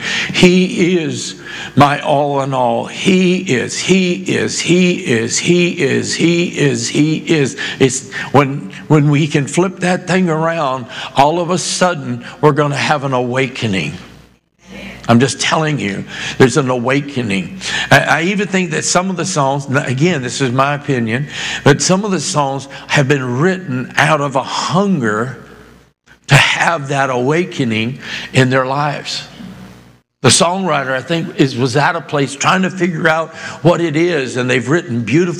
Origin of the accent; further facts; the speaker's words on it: Boston, Massachusetts, United States; born there; also born or lived in New Hampshire / Maine; because I was born in Boston, but I lived almost 8 years of my childhood, even though I moved like 20 times before I even graduated high school, but about almost 8 years of my life in Massachusetts and New Hampshire, Maine, that area.